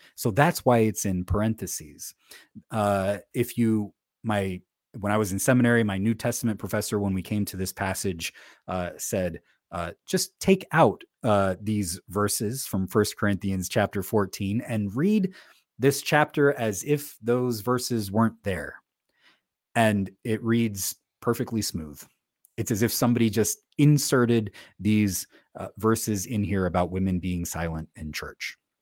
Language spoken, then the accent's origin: English; United States; I live in the United States. I'm an American.